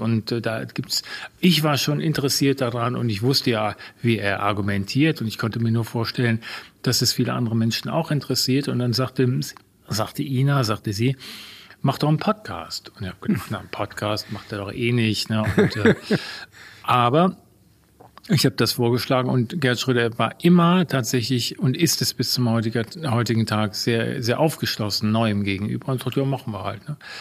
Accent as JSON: {"language": "German", "town": "Bonn", "region": "North Rhine-Westphalia", "country": "Germany", "tie": "born or raised there", "moved": "yes", "said": "ich bin ja geboren in Bonn. Also mein Vater kam ja aus Ungarn, ist aus Ungarn geflohen 1956, hat dann als Werkstudent meine Mutter kennengelernt im Ruhrgebiet und dann sind beide nach Bonn gezogen da bin ich natürlich von Kindesbein an mit dem Karneval"}